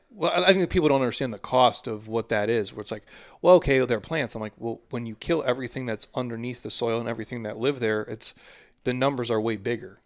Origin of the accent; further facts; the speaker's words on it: Minnesota, United States; I'm from Minnesota